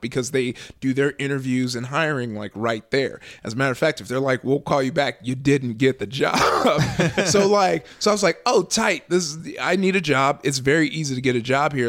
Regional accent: Southern California, United States; I grew up out here in Southern California

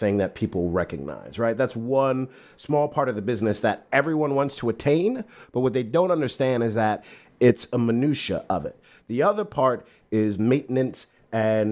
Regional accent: New York City, New York, United States; I'm from Brooklyn

